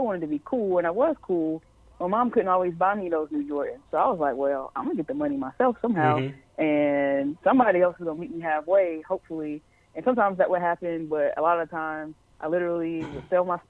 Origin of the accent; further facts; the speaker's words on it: Charlotte, North Carolina, United States; I'm from Charlotte